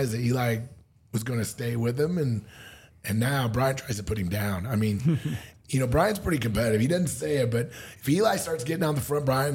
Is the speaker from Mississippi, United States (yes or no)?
no; Missouri, United States; moved away; also born or lived in Springfield, Missouri / Columbia, Missouri; I'm from Missouri. I lived in Missouri my whole life